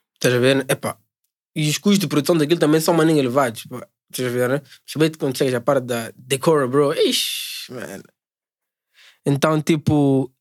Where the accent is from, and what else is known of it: Mozambique